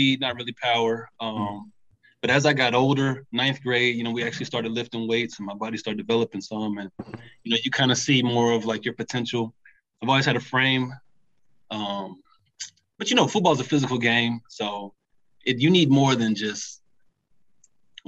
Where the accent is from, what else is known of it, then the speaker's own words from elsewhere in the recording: Memphis, Tennessee, United States; I'm from Memphis, Tennessee